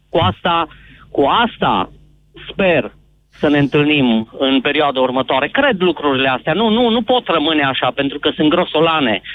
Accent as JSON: {"language": "Romanian", "town": "Zalău", "region": "Sălaj County", "country": "Romania", "said": "sunt din Zalău"}